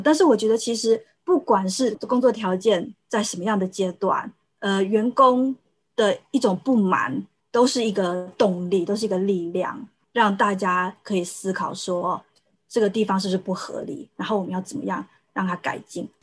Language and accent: Chinese; Taiwan; moved away as an adult; now in Sweden; 我在台湾长大